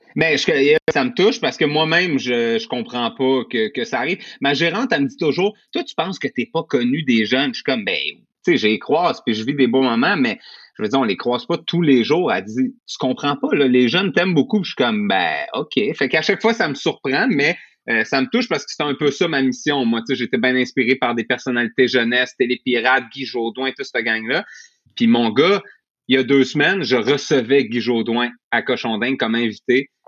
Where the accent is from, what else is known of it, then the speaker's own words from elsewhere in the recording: Montreal, Quebec, Canada; moi, je viens de Rivière-des-Prairies, milieu relativement pauvre dans ce coin-là